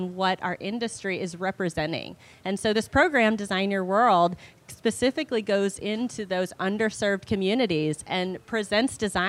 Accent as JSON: {"language": "English", "region": "Indiana", "country": "United States", "moved": "as an adult", "lives_now": "Miami, United States", "said": "I live in Miami, Florida. I'm a Midwesterner from Indiana, but I've been in Miami about 10 years."}